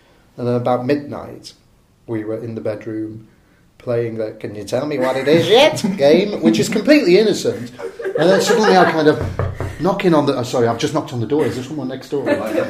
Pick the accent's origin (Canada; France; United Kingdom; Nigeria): United Kingdom; Salford, North West England; I'm from Salford.